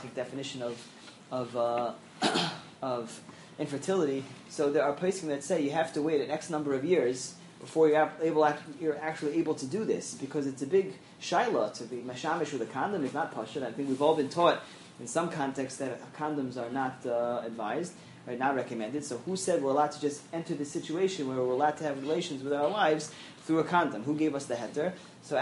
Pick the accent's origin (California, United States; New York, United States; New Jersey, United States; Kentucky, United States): New York, United States; New York City; I'm from Flushing